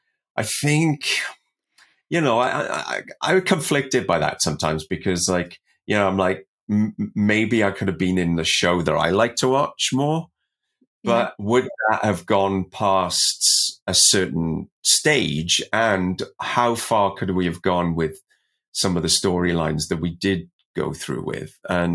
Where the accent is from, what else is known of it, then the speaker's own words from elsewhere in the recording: Welsh, Wales, United Kingdom; now in Canada; I'm Welsh and I came over here